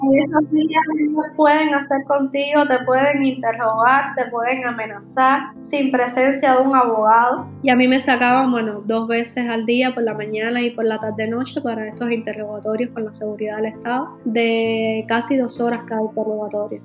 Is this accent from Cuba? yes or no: yes; Cuba